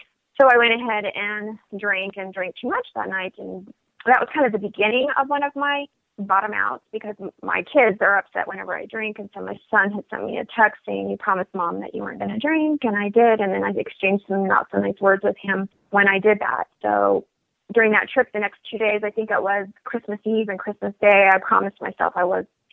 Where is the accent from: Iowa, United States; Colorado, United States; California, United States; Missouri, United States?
Colorado, United States; Denver; also born or lived in Washington State / Hawaii; now in Bloomington, United States; I am originally from Denver, Colorado. That is my hometown